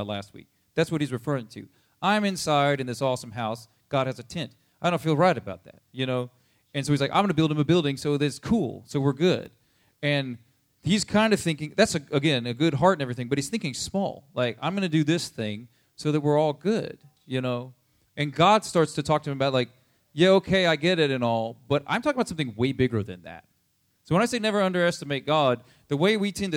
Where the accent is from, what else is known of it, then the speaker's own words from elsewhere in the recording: United States; we're American